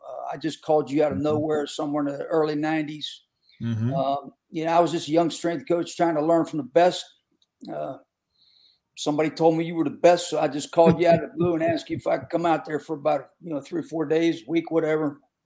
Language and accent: English; Western Pennsylvania, United States; I grew up in Western PA where football was uh, very, very, intense